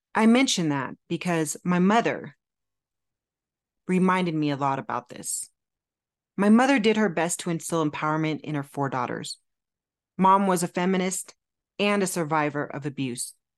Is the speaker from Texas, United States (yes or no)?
no; California, United States; moved away as an adult; also born or lived in Phoenix, Arizona; I'm originally from California, born and raised, but Arizona stole my heart in my early twenties